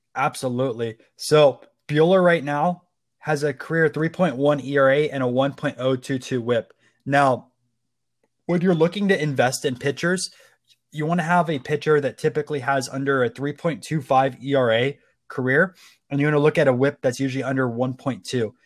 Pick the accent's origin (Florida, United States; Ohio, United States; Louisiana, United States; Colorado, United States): Florida, United States; Tampa; I'm from Tampa Bay.